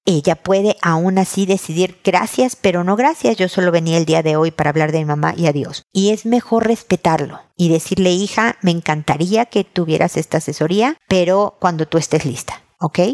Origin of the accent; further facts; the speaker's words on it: Mexico; now in Chile; la más larga desde que he vivido fuera de mi país, en México con mi familia